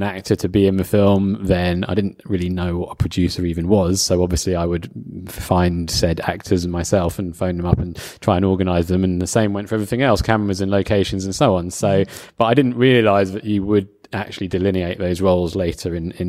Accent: London, United Kingdom; also born or lived in Newcastle; I'm from London.

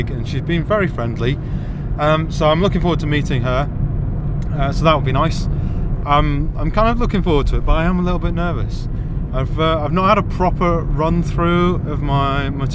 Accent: St Albans, East of England, United Kingdom; my hometown of St. Albans

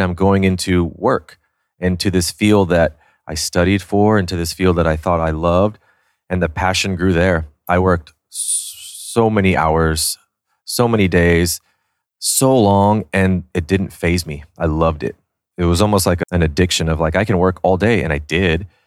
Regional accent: San Antonio, Texas, United States; also born or lived in New York City; now in Austin, United States; I was born and raised in San Antonio. I lived there 18 years

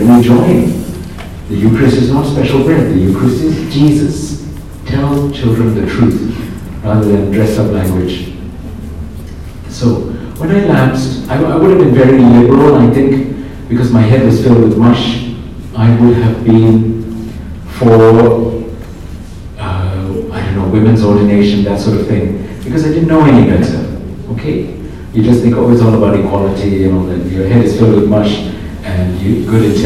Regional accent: Singapore; also born or lived in Kerala (ancestry); now in England; I grew up in Singapore, so really culturally I am more Chinese

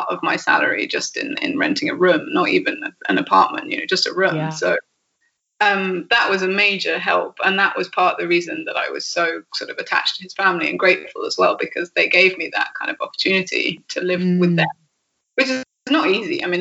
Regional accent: England, United Kingdom; yeah, I really don't know if that's because I'm English or because I'm just me

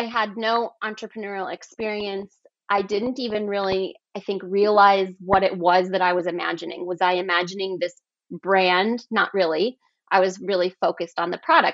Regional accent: Colorado, United States; I grew up in Colorado and kind of in the sticks a little bit

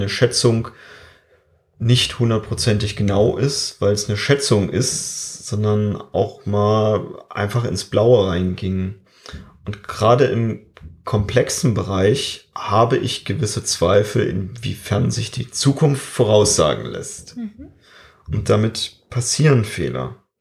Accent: Germany; bei uns in Deutschland

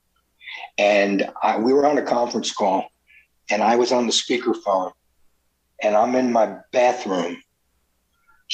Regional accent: New Jersey, United States; now in California, United States; I was from New Jersey, so I knew everybody in Jersey and New York

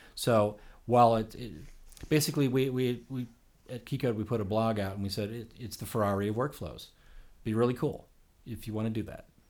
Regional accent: Oak Park, Illinois, United States; moved away as an adult; now in Los Angeles, United States; I grew up in Oak Park, Illinois.

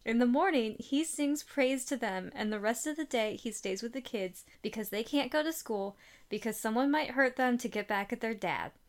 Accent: Midwest, United States; Growing up in the Midwest

